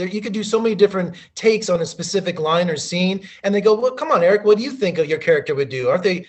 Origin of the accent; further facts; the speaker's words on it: Las Vegas, Nevada, United States; Well, I'm from the Las Vegas, you know, Las Vegas and the Mojave Desert.